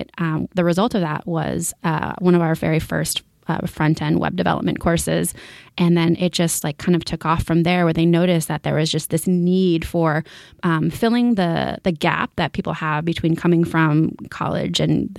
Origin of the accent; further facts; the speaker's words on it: Bay Area, California, United States; moved away as an adult; now in Los Angeles, United States; I'm California born and raised. I'm from the Bay Area. I moved down here to go to UCLA, go Bruins. And I just stayed in LA ever since.